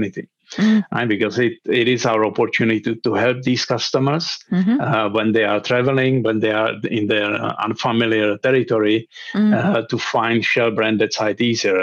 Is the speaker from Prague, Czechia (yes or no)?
yes; Prague, Czechia; also born or lived in London; I'm from Prague, originally based here in Prague, back home again